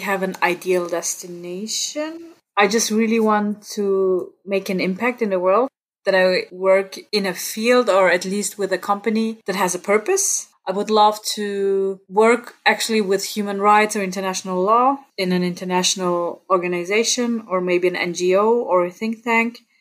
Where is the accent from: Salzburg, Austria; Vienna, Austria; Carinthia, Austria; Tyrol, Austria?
Tyrol, Austria; Innsbruck; accent: Austrian; first language German; English is a second language; So I was born and raised in Innsbruck and I live here again now.